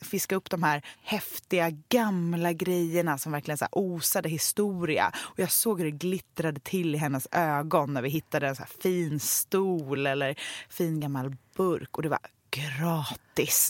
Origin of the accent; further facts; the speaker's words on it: Gothenburg, Västra Götaland, Sweden; jag är ju uppvuxen i Göteborg med två ja. konstnärer till föräldrar